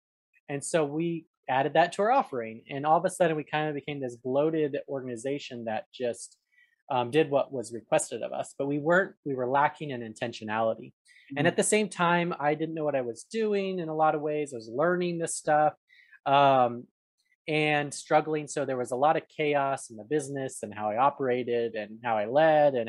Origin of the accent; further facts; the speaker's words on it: Arizona, United States; moved away as an adult; now in Atlanta, United States; when I was growing up in Arizona, I'd go over there after school during high school years